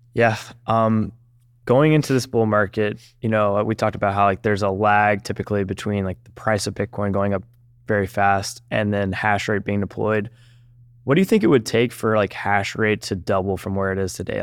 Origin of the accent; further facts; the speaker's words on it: Georgia, United States; I'm from Georgia